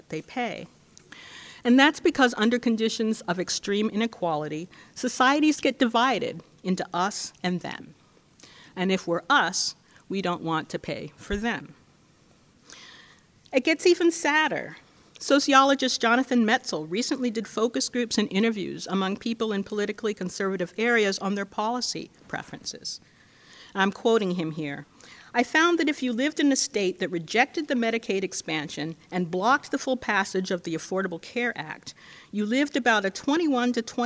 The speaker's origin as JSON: {"language": "English", "region": "California", "country": "United States", "said": "my home state of California"}